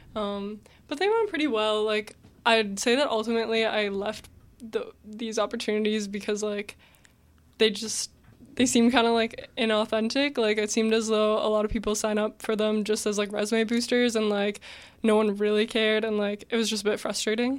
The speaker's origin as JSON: {"language": "English", "town": "Mississauga", "region": "Ontario", "country": "Canada", "tie": "born or raised there", "said": "I grew up in Mississauga my whole life"}